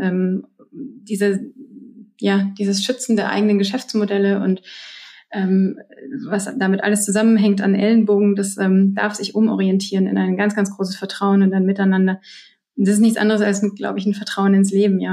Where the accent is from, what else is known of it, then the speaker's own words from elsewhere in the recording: Germany; bei uns in Deutschland